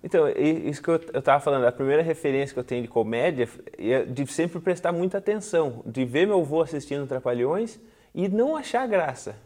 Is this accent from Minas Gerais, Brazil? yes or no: no; Tatuí, São Paulo, Brazil; fui criado aqui em Tatuí.